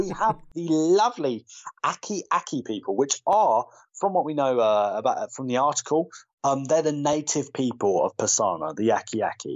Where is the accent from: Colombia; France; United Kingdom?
United Kingdom; As a Brit